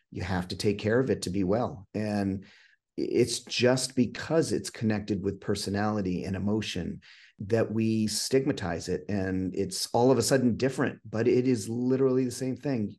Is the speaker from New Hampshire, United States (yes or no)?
yes; New Hampshire, United States; also born or lived in Massachusetts; I'm actually from New Hampshire. I grew up in Massachusetts for half my life and spent the rest here in New Hampshire